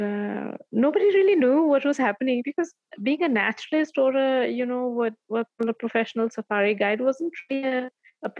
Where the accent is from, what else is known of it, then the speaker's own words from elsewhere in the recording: a village near Bandhavgarh, Madhya Pradesh, India; also born or lived in Delhi; the place where I get off to drive to my village